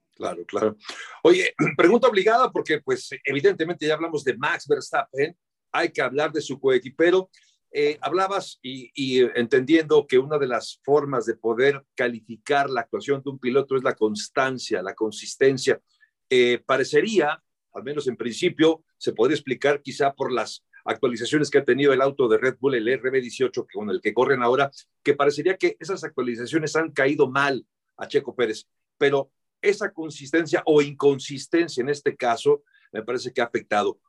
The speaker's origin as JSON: {"language": "Spanish", "country": "Mexico", "said": "mexicano representando justamente este deporte para nuestro país"}